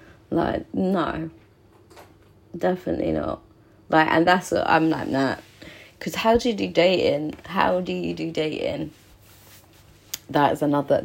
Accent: Cornwall, South West England, United Kingdom; now in London, United Kingdom; I'm Cornish

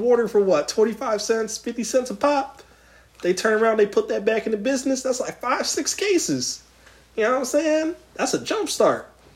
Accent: Philadelphia, Pennsylvania, United States; I'm from Philly

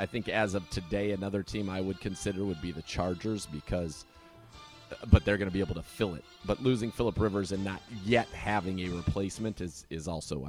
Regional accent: California, United States; Because in the Bay Area, I think it didn't have a heavy Irish population as relative to the East Coast or to Chicago, et cetera, where it's obviously much, much, much bigger.

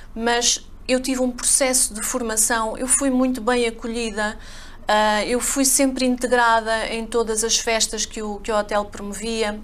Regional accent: a village near Covilhã, interior of Portugal, Centro, Portugal; moved away as an adult; also born or lived in Coimbra / England; Eu sou do interior de Portugal, da Covilhã, uma aldeiazinha lá perto

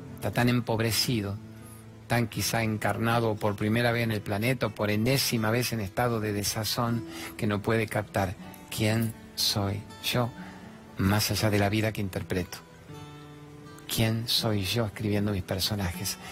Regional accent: Argentina; soy el periodista argentino

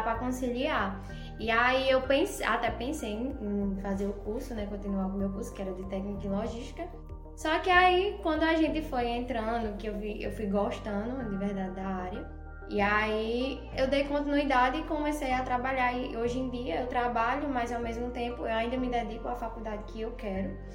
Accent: Serra Talhada, Pernambuco, Brazil; also born or lived in São Paulo; eu também nasci em São Paulo, só que eu sou completamente nordestina, porque com meus quatro meses de nascido, a gente veio para a Serra. E aí, desde então, moramos aqui em Serra Talhada

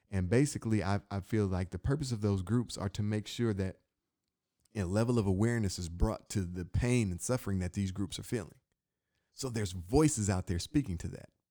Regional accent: Inkster, Michigan, United States; being from where I'm from, I'm from Inkster, Michigan, right outside Detroit

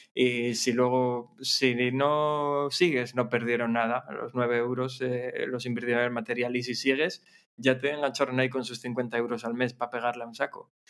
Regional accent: Gijón, Asturias, Spain; soy de Gijón

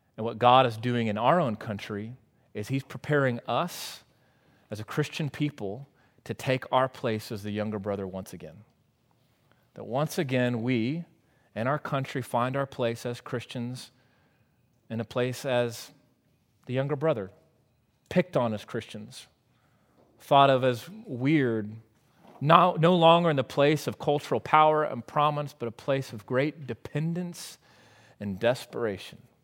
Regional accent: United States

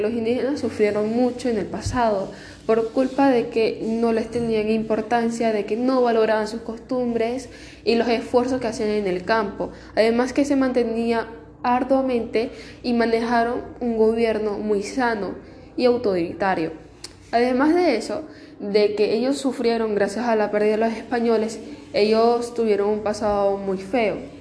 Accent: Peru; como ciudadanos peruanos en este bicentenario de nuestro país

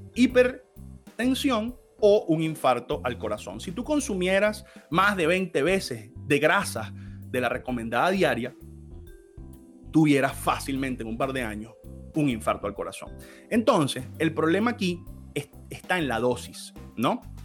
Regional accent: Venezuela; en Venezuela, el país donde yo nací

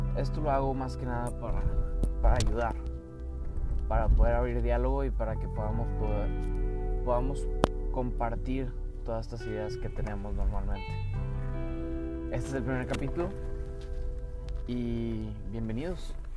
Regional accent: Mexico; soy mexicano, por eso hablo en español

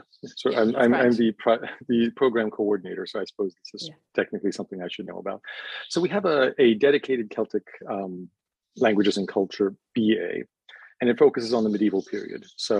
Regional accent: United States; also born or lived in Austria; now in Utrecht, Netherlands; I'm an American now living in Utrecht and splitting my time between Utrecht and Austria.

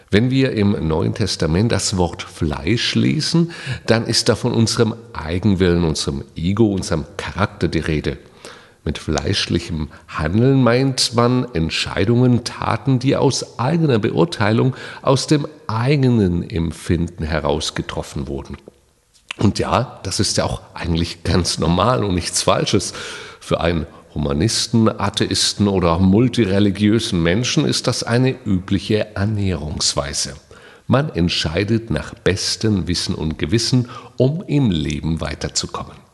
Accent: Saarland, Germany; Hier bei uns im Saarland gehört das Grillen zur Lebenskultur. Bei uns heißt das Schwenken.

